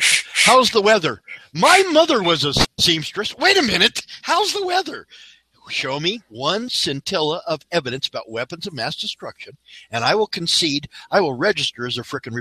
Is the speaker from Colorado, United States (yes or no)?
yes; Colorado, United States; PPIR opened up in Colorado 25 miles away from my hometown